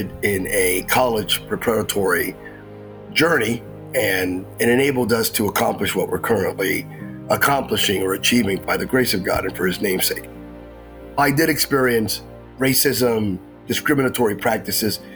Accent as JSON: {"language": "English", "town": "Bethlehem", "region": "Pennsylvania", "country": "United States", "tie": "born or raised there", "moved": "yes", "lives_now": "Sacramento, United States", "said": "I was raised in Bethlehem, Pennsylvania. I'm a native of Pennsylvania in the Lehigh Valley, the old Rust Belt"}